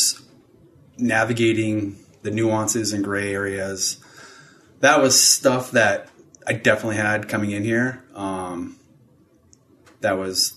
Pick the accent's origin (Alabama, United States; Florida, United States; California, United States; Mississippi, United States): California, United States; Southern; moved away as an adult; I grew up in Southern California